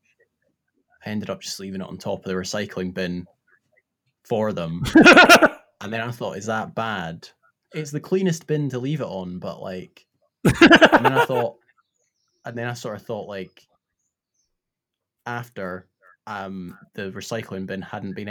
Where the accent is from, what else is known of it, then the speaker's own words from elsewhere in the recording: Scotland, United Kingdom; accent: Scottish; now in London, United Kingdom; my accent changes when I go back to Scotland.